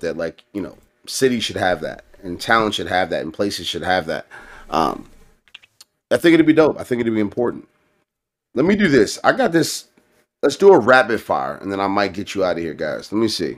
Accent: Baltimore, Maryland, United States; also born or lived in Columbia, Maryland; I grew up in Baltimore, but, like, my first ten years in life, I grew up in Columbia.

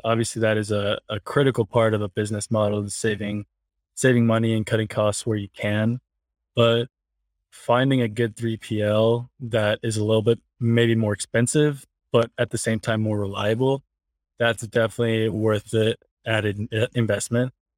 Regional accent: Cleveland, Ohio, United States; now in Salt Lake City, United States; We're both from the Cleveland area, um, Cleveland, Ohio. And then we, I mean, we've been in the same school since we were like sixth grade.

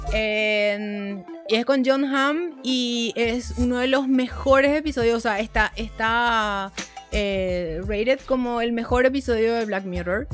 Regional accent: Paraguay; accent: Paraguayan; nuestra tonada se escuchaba como japonés

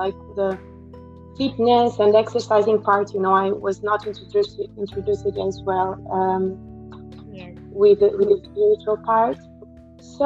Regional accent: Portugal; now in United Kingdom; I'm from Portugal. And now I'm living in the UK right now.

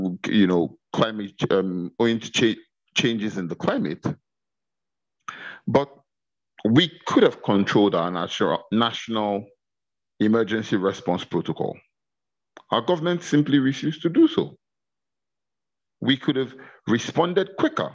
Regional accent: Kogi, Nigeria; my home state of Kogi

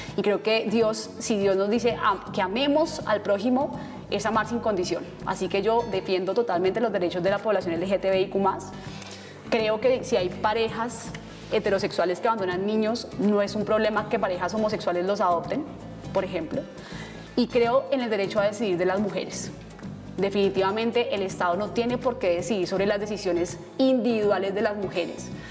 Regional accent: Bogotá, Colombia; Nací y crecí en Bogotá

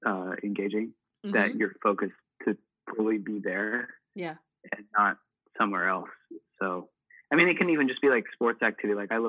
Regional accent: Midwest, United States; because we're from the Midwest and we're not the best, but we're like maybe halfway there.

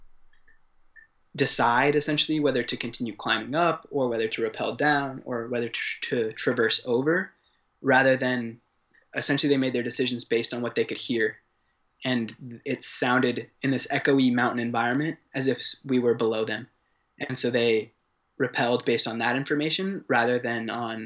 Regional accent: San Diego, California, United States; moved away as an adult; now in Paris, France; I was born in San Diego, California, and grew up there. I've been living in Paris for the last 3 years

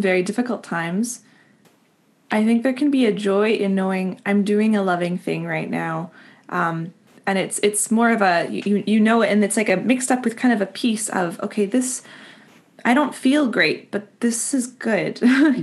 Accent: Winnipeg, Manitoba, Canada; moved away; I grew up in Winnipeg, and all of our extended family is is out here, out east

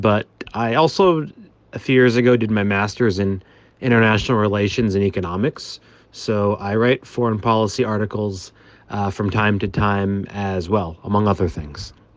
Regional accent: Belmont, Massachusetts, United States; now in New York City, United States; I am from about four hours from New York, a town called Boston

